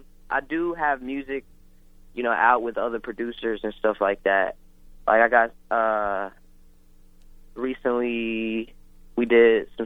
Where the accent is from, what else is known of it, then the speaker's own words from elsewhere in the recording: Philippines; I'm Filipino.